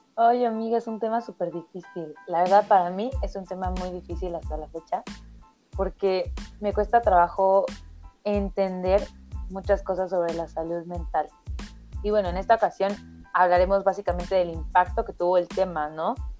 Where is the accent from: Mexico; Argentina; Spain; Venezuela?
Mexico; Oaxaca; yo soy de Oaxaca, provincia, cien por ciento